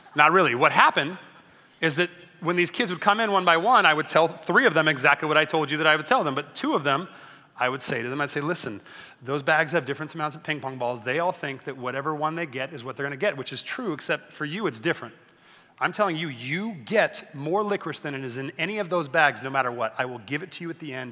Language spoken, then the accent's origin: English; Long Beach, California, United States; I grew up in Long Beach